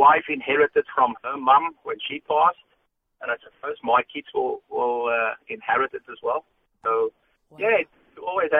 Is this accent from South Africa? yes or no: yes; South Africa; moved away; We grew up in South Africa.